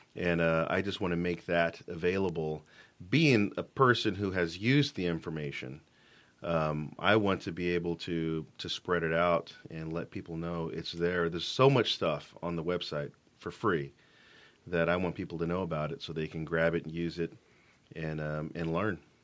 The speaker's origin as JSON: {"language": "English", "town": "Fort Worth", "region": "Texas", "country": "United States", "also_born_or_lived": "Dallas, Texas / Denver, Colorado", "moved": "as an adult", "lives_now": "Washington, United States", "said": "I'm from Fort Worth, Texas"}